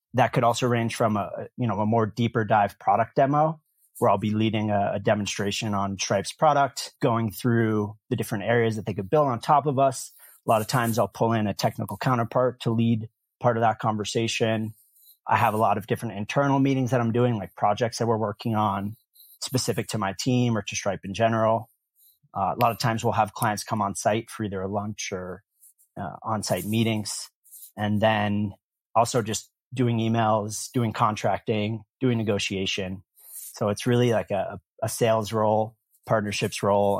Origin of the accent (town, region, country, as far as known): Concord, Massachusetts, United States; born or raised there; moved away as an adult; also born or lived in Cape Cod / Tel Aviv, Israel / Vermont; now in San Francisco, United States